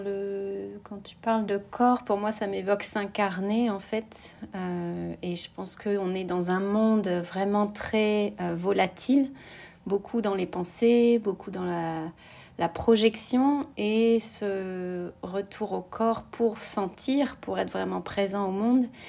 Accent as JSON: {"language": "French", "country": "France", "tie": "born or raised there", "also_born_or_lived": "United States", "moved": "as an adult", "said": "je suis rentrée en France, c'était vraiment, voilà, je, suis rentrée à la source dans ma ville natale"}